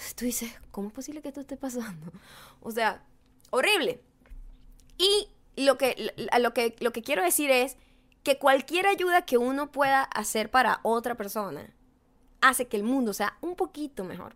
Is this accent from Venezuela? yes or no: yes; Venezuela; now in United States; como venezolana, como latina, como inmigrante